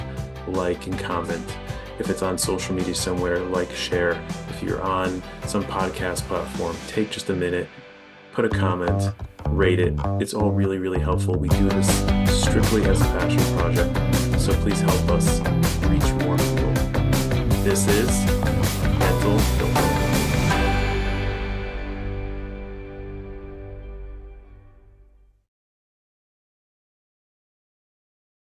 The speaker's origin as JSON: {"language": "English", "town": "Chicago", "region": "Illinois", "country": "United States", "said": "I'm from Chicago"}